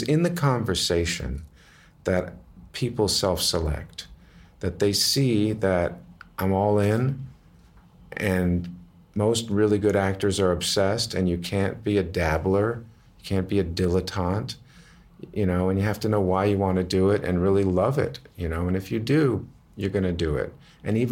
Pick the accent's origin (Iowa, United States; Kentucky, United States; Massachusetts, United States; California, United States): Massachusetts, United States; also born or lived in Brooklyn Heights, New York; Then we moved to Massachusetts